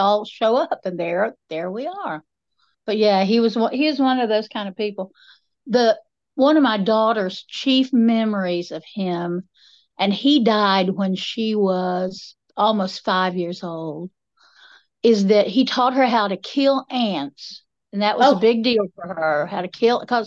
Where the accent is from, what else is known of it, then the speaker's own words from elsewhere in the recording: Enka-Candler, North Carolina, United States; I grew up in Inca Candler, west by God, Buncombe County.